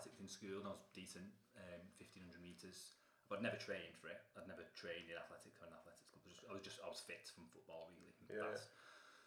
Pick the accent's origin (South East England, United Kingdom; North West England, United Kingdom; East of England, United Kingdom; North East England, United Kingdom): North West England, United Kingdom; Haydock; I grew up in Haydock